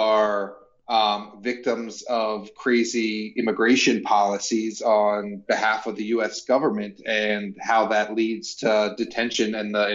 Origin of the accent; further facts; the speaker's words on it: near Philadelphia, Pennsylvania, United States; moved away; I grew up near Philadelphia